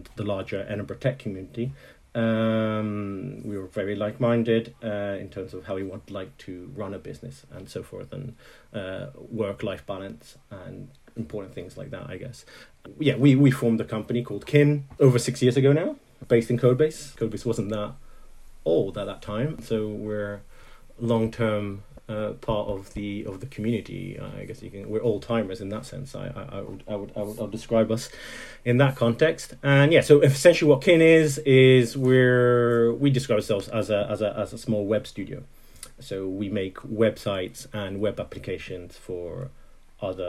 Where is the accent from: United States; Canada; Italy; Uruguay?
Italy; also born or lived in Netherlands; now in Scotland, United Kingdom; I grew up mainly in Italy, but I was born in Holland